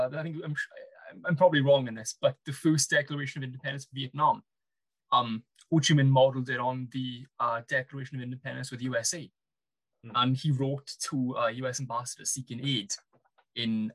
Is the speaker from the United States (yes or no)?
no; Wales, United Kingdom; I didn't think of myself as having an accent, or I didn't really think of myself strongly as Welsh until I went to uni